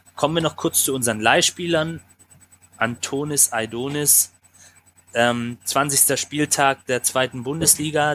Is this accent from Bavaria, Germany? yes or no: no; Swabia, Baden-Württemberg, Germany; ganz schwäbisch, wie wir alle sind